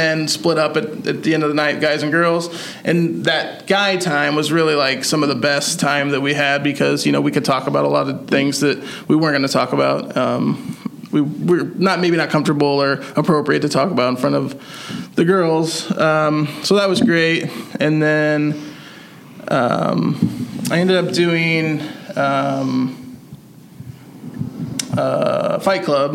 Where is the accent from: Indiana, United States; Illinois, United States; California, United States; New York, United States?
Indiana, United States; Columbia City; born and raised in Columbia City